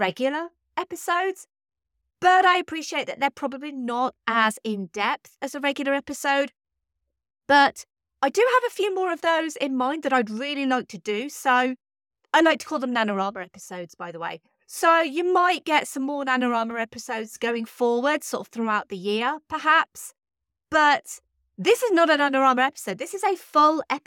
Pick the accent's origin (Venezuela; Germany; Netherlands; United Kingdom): United Kingdom; I'm British